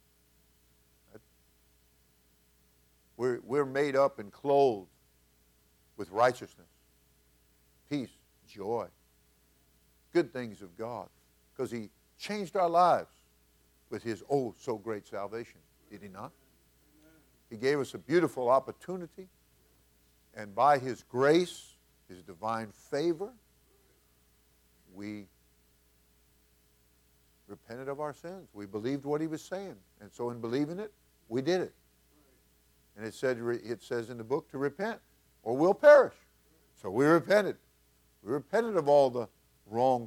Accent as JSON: {"language": "English", "region": "New York", "country": "United States", "tie": "born or raised there", "said": "I grew up in New York."}